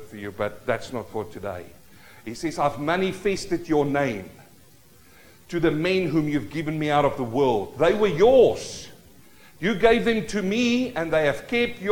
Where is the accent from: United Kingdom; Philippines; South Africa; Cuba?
South Africa; As a young boy, growing up in South Africa, the Vaal River, we fish through the night